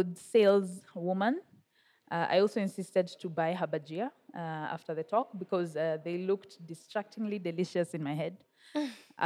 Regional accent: Nairobi, Kenya; born or raised there

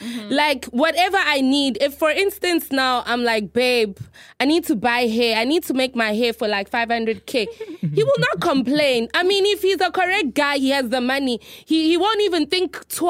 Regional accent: South Africa; moved away; I'm South African

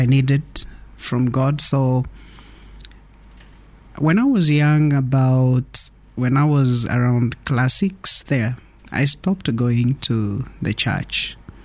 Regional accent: Nairobi, Kenya; also born or lived in Naivasha, Kenya; I'm born in Nairobi, raised partially in Nairobi and partially in Naivasha

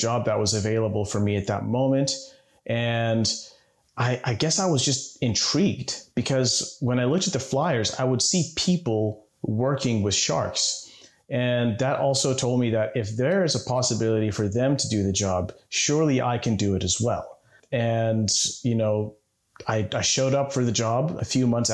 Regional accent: Nairobi, Kenya; growing up in Nairobi

